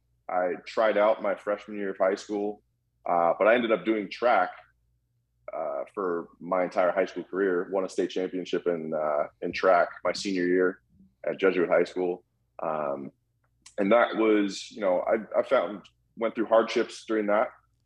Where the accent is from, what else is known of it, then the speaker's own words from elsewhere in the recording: Vancouver, British Columbia, Canada; also born or lived in Calgary; So I was born in Calgary, Alberta, Canada in 1992. And I moved to Vancouver when I was 2 years old.